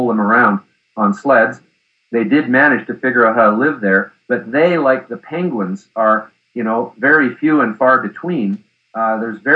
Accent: Canada; me being a Canadian.

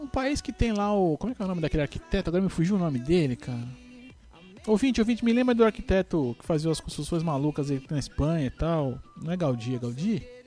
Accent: Brazil; eu sou brasileiro

